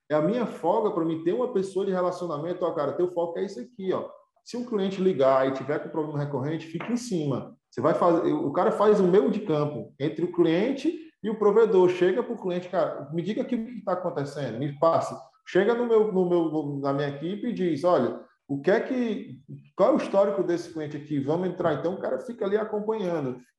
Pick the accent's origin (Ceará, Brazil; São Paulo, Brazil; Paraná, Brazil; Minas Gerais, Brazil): Ceará, Brazil; Pindoretama; born there; porque nós somos de casa, né? Nós somos, nascemos em Pindoretama.